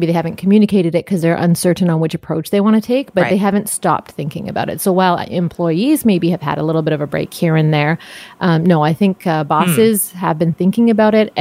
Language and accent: English; Canada; being Canadian